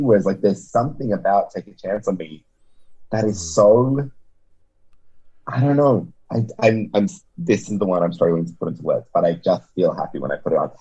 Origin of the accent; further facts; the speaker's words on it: Serbia; moved away; I was born in Serbia